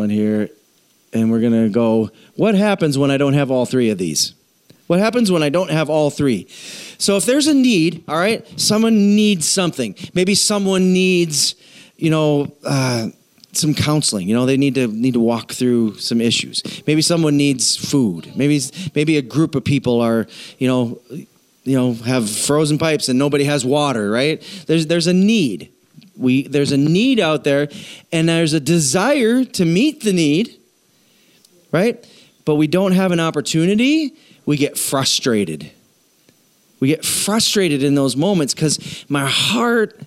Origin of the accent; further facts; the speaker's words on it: South Dakota, United States; We're from South Dakota.